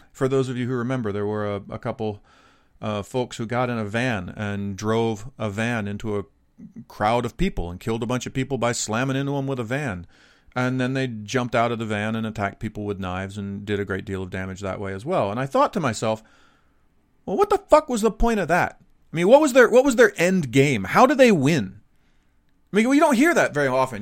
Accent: Dallas, Texas, United States; moved away; born and raised right outside of Dallas, Texas

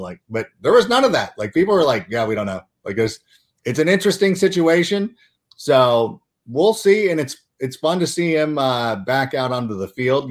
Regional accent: Southern California, United States; I was growing up in Southern California

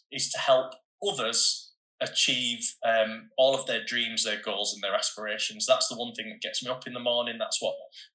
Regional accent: Bradford, Yorkshire and the Humber, United Kingdom; I was a kid from Bradford

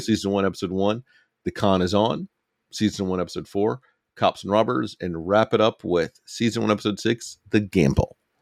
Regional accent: Alabama, United States; a young person growing up in Alabama

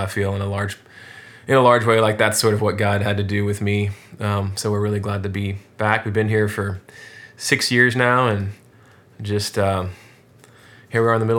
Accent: Houston, Texas, United States; also born or lived in Scotland / North Carolina; but I'm from Houston, sixth generation Houstonian, and love Houston

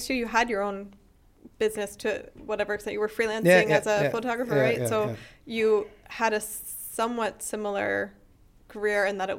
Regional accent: Pennsylvania, United States; now in Freiburg, Germany; I feel like that's the kind of thing, as an American, it never gets old. You know, and I grew up in Pennsylvania

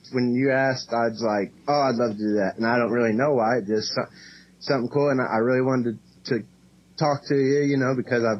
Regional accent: Cape Girardeau, Missouri, United States; also born or lived in Kalamazoo, Michigan; now in Indianapolis, United States; I'm actually from Cape Girardeau, Missouri. So I was born there, and I have lived in Kalamazoo, Michigan, and then from there to Indiana.

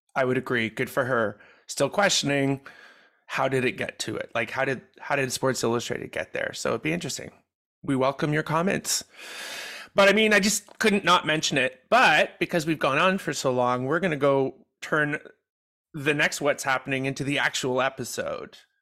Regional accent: Quebec, Canada; I grew up in Quebec.

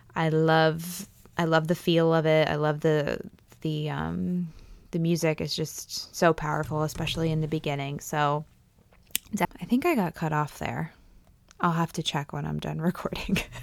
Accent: Pennsylvania, United States; moved away; I grew up in Pennsylvania. We have a very large Amish and Mennonite population there.

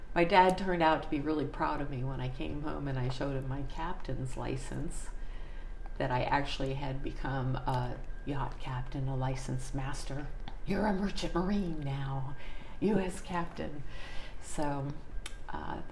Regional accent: Reston, Virginia, United States; I grew up in Reston, Virginia, a suburb of Washington, D.C.

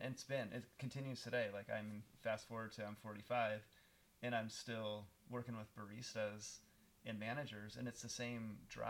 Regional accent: Bay Area, California, United States; moved away; I grew up in California. Okay. In the Bay Area.

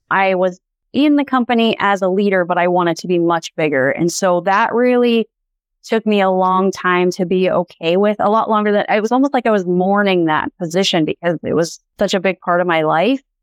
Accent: Montana, United States; So, born and raised in Montana. I'm a fifth generation Montanan.

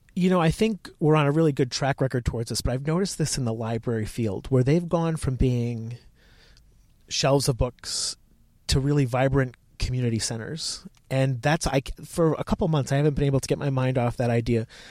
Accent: Connecticut, United States; moved away as an adult; also born or lived in Virginia; I'm from Connecticut, but I went down to Virginia, to the University of Virginia.

